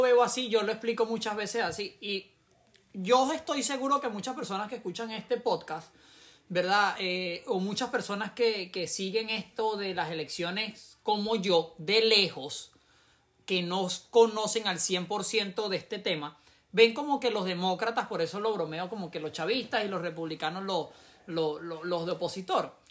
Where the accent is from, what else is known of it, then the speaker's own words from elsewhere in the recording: Venezuela; now in United States; yo como venezolano